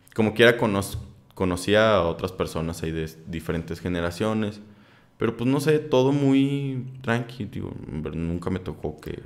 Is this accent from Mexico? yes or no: yes; Saltillo, Coahuila, Mexico; yo soy de Saltillo